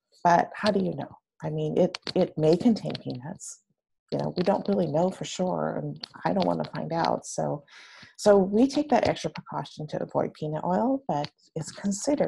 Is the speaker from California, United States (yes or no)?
yes; San Francisco, California, United States; I am actually a San Francisco Bay Area native, and I grew up in San Francisco